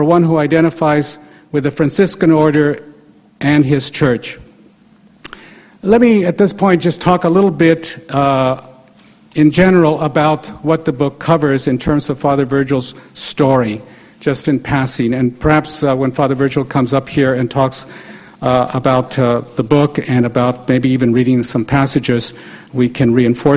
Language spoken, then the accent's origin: English; El Paso, Texas, United States; my own Catholic background growing up in El Paso, Texas, and attending Catholic schools there